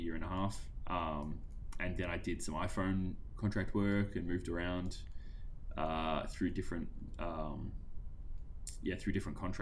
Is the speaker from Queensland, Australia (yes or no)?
no; Sale, Victoria, Australia; when I grew up in Sale